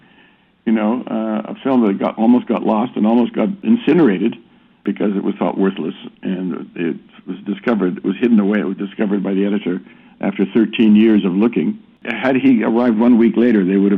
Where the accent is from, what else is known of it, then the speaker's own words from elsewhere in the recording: Toronto, Ontario, Canada; moved away as an adult; also born or lived in London; I grew up as a Canadian in Toronto.